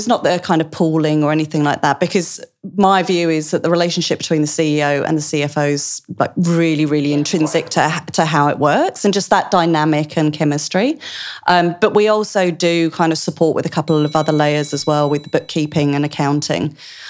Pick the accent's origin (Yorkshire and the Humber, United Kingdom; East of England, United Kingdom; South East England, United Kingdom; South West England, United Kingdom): East of England, United Kingdom; accent: Essex, Australianised; moved away as an adult; now in Australia; So this is why my accent got Australianised quite so quickly, because the Essex lilt and the Australian, it kind of just melds.